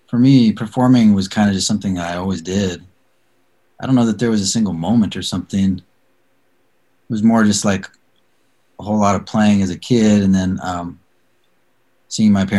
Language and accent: English; Salem, Oregon, United States; I grew up in Salem, which is like 40 minutes south of Portland, a much smaller town back then